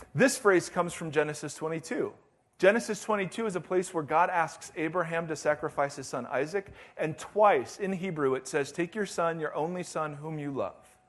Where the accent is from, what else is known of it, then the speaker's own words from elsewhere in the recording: United States; I'm American and I'm a Christian